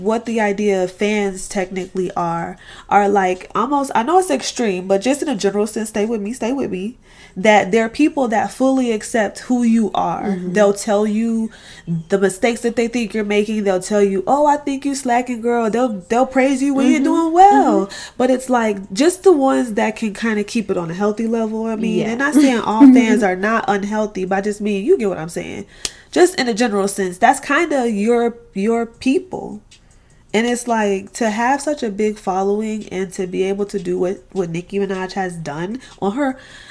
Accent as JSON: {"language": "English", "region": "Florida", "country": "United States", "said": "I'm from Florida"}